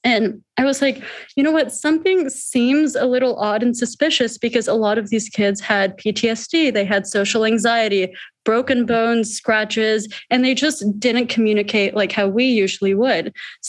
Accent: India; So also being in India, visiting there every year, I'm from India.

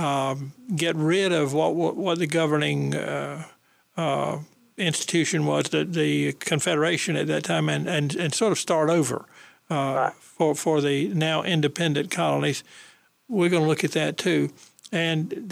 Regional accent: Goldsboro, North Carolina, United States; now in Raleigh, United States; my hometown of Goldsboro

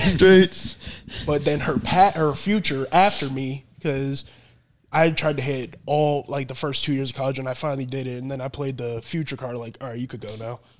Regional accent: Florida, United States; moved away; I came back down to Florida, played in my hometown.

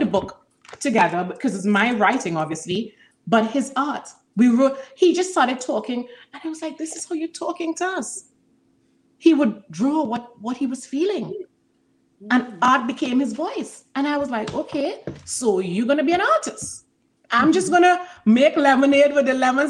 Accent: Trinidad & Tobago; I'm from Trinidad and Tobago

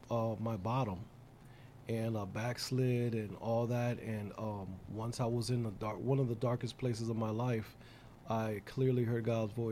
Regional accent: Bridgeport, Connecticut, United States; I'm second generation because I was born in Bridgeport, Connecticut

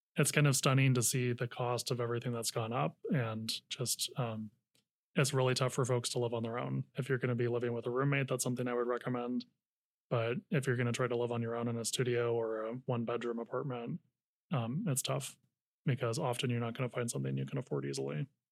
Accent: Napa County, North Bay, California, United States; also born or lived in San Francisco; now in Sacramento, United States; I grew up in the North Bay in Napa County

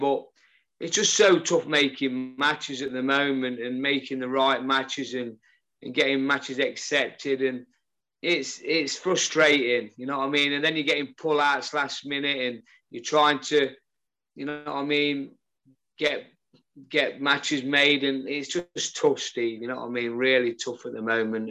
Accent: Newark, East Midlands, United Kingdom; born or raised there

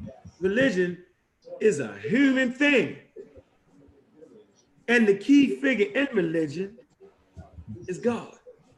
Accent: Florida, United States; from Florida.

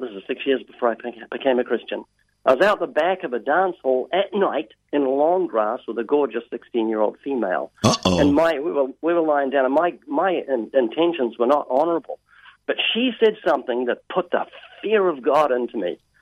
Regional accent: New Zealand; moved away as an adult; now in United States; I'm originally from New Zealand, as you mentioned. I have a slight accent in New Zealand.

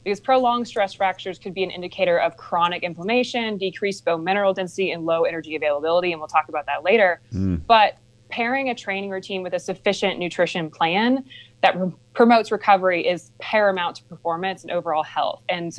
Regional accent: Cohutta, Georgia, United States; Right. Yeah, I grew up in Cahutta. My parents built their house right before I was born.

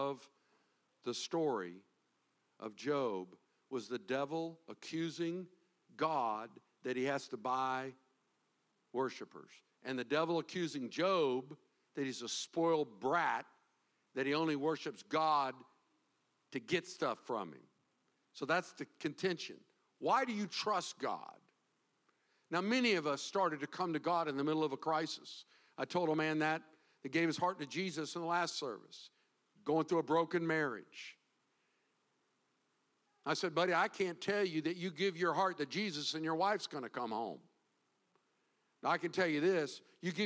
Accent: the South, United States; now in Florida, United States; growing up in the South

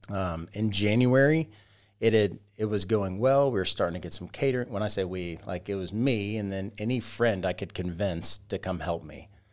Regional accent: Roswell, Georgia, United States; also born or lived in Carrollton, Georgia / Sugar Hill, Georgia / Monroe, Georgia; I grew up in Roswell, Georgia

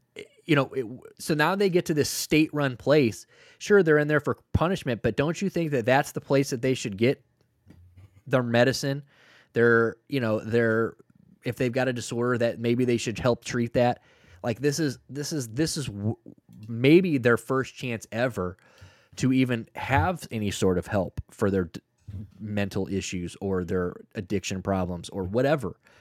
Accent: St. Louis, Missouri, United States; I'm from Saint Louis, Missouri

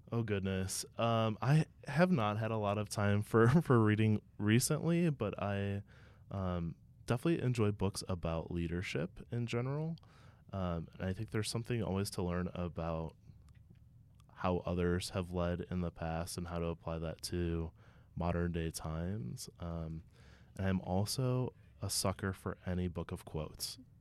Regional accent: Ohio, United States; as someone who's born and raised in Ohio

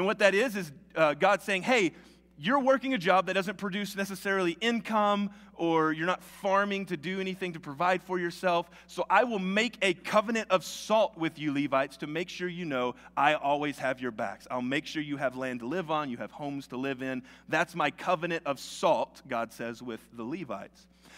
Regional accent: the South, United States; accent: Southern; I've worked really hard to lose my southern accent, but it kind of helps for this. It's y'all.

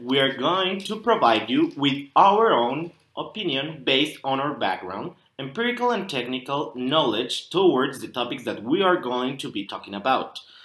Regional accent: Mexico; from Mexico

